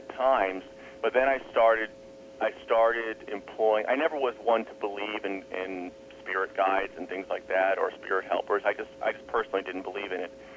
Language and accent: English; East Coast, United States; I'm from the East Coast